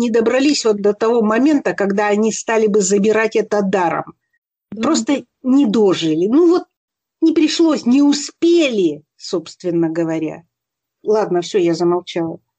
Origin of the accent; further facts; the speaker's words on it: Siberia, Russia; я родилась и выросла в Сибири, там прекрасно.